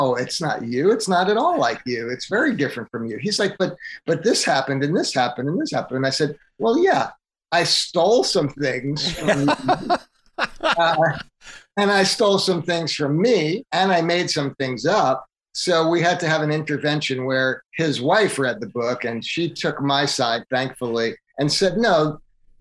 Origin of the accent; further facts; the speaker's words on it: Long Island, New York, United States; also born or lived in Portland area; now in Portland, United States; I grew up on Long Island in the 70s, and I had a brother.